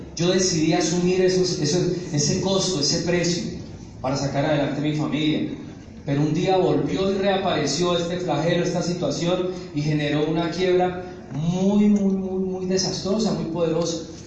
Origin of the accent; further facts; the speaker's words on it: Neiva, Huila, Colombia; moved away as an adult; also born or lived in El Doncello, Caquetá / Medellín / Montería, Córdoba; Yo nací en un pueblito que se llama El Doncello, en el Caquetá. Yo me crié, estudié en Neiva